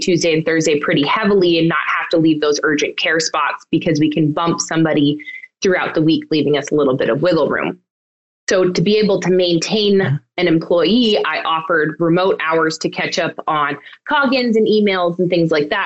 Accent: Western Massachusetts, United States; also born or lived in Pennsylvania; I grew up in Western Massachusetts and also ended up returning here to start my practice

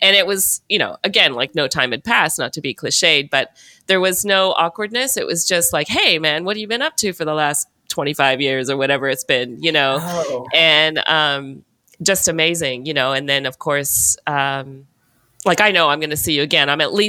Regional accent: Montana, United States; moved away; also born or lived in New Zealand; I come from Montana

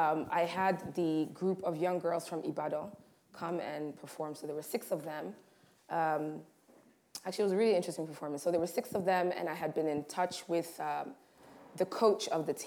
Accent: Tanzania; also born or lived in Rwanda; we lived in a number of houses in Rwanda, growing up in Tanzania, there was never conversation about a swimming pool, right?

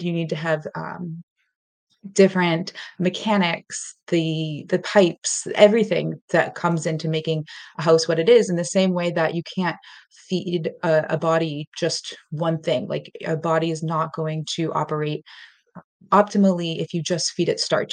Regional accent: Boston, Massachusetts, United States; moved away as an adult; also born or lived in Colombia / Latin America / London / Washington, D.C.; now in Western Massachusetts, United States; I am from the South Shore area of Boston, Massachusetts in the U.S., and I am now living in the western part of Massachusetts.

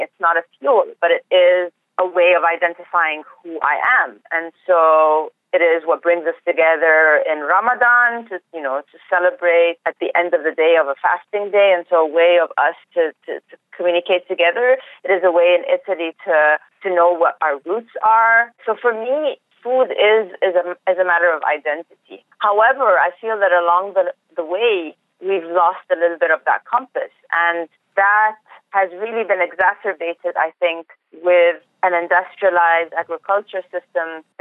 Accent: Egypt; moved away as an adult; now in Arizona, United States; I was born and raised in Egypt, and up until 2 years ago, this is where I lived all my life

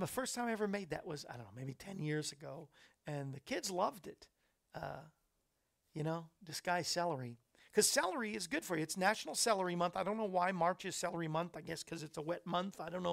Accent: Orlando, Florida, United States; also born or lived in West Palm Beach, Florida; I grew up in Florida in Orlando

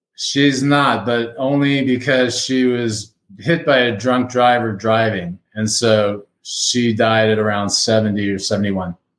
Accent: Miami, Florida, United States; moved away as an adult; now in Fort Collins, United States; I'm a native Miamian, lived there 60 years, transplanted to Fort Collins, Colorado

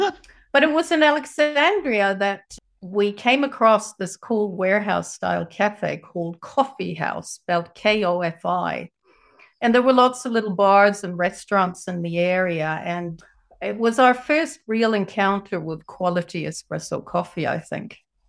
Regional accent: Sweden; moved away as an adult; also born or lived in San Jose, California, United States / New Zealand / Gothenburg, Sweden; now in Japan; I was born in San Jose, California, and my parents were both migrants to the USA, mum from Sweden and dad from England. And when I was six, my mother and I went back to Sweden and I went to school there.

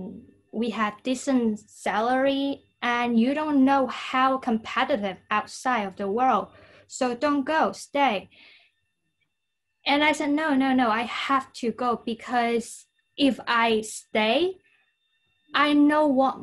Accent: Guangzhou, Guangdong, China; first language Cantonese; English is a second language; from Guangzhou, China. Guangzhou is a southern city in China

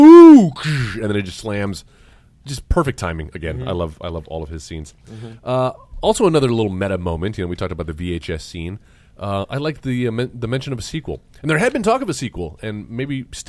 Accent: Texas, United States; Listen, I grew up in South Texas.

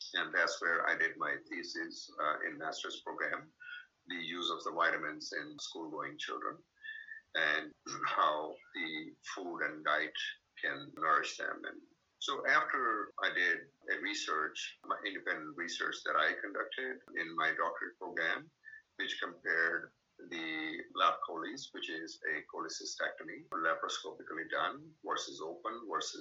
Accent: Pakistan; English is a second language; moved away as an adult; also born or lived in Houston, United States; now in United States; I'm a physician from Pakistan

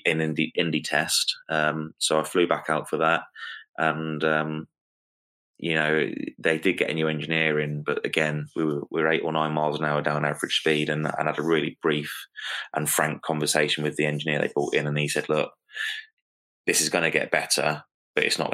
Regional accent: United Kingdom; as a British driver

